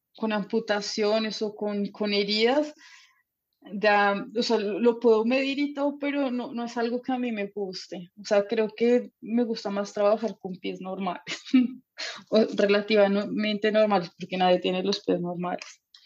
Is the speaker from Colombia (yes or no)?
yes; Bogotá, Colombia; moved away as an adult; now in Germany; Me preguntan qué de dónde soy por el acento y yo sí, sí, soy colombiana